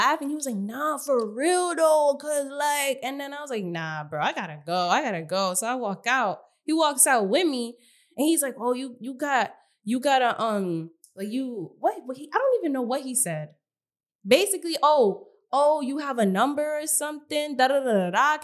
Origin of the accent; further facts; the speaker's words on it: New York, United States; I'm from New York